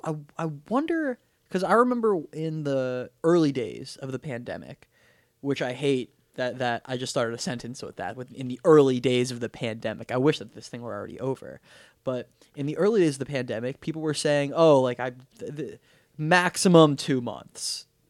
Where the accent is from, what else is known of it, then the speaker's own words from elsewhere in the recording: Weston, Florida, United States; we grew up in Weston.